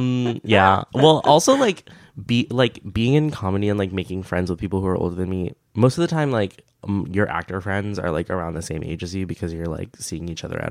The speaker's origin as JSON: {"language": "English", "country": "United States", "tie": "born or raised there", "said": "born and raised in America."}